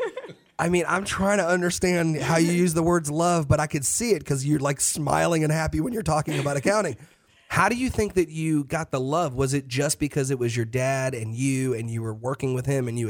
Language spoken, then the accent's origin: English; New York, United States; now in North Carolina, United States; I'm originally from New York